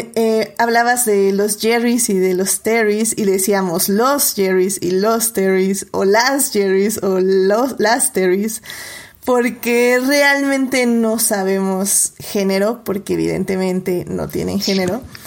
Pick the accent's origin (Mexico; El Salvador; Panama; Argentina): Mexico; nosotros como mexicanos